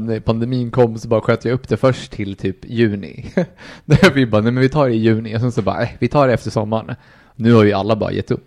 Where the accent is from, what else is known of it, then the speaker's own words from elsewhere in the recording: Colombia; moved away; jag är från Colombia